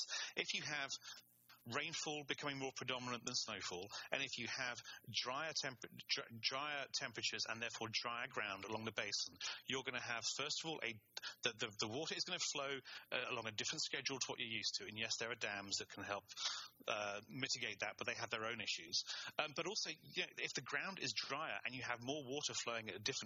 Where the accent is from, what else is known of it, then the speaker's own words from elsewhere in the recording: England, United Kingdom; I'm English and I studied German.